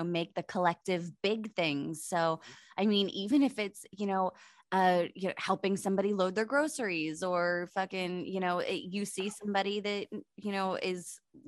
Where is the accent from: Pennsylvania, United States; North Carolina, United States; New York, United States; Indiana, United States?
Pennsylvania, United States; Pittsburgh; moved away; I'm from Pittsburgh, so I've seen snow before